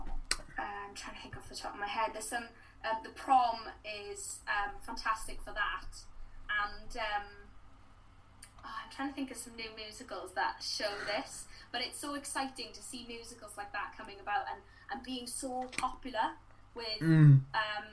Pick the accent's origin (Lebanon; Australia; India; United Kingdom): United Kingdom; Welsh, Wales; I am Welsh.